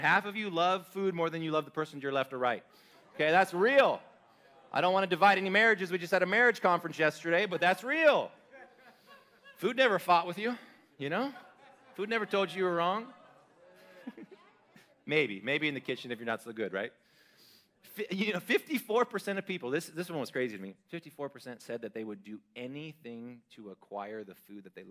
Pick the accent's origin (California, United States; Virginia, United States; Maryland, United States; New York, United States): California, United States; now in Idaho, United States; as a Californian